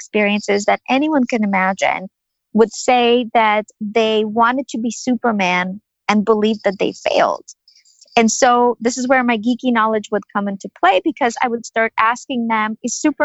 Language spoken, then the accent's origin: English; Ukraine; I was born and raised in Ukraine of the former Soviet Union